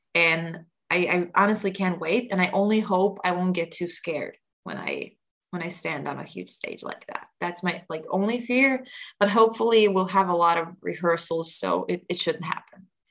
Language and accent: English; Croatia; our traditional Croatian instrument, tamboritsa